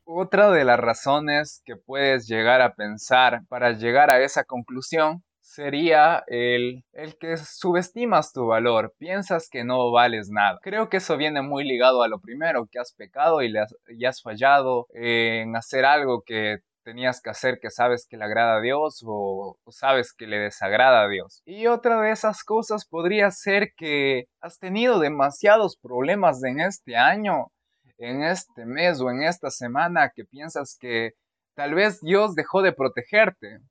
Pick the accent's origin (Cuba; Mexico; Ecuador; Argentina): Ecuador; Pastaza; soy de Ecuador, de la provincia de Pastaza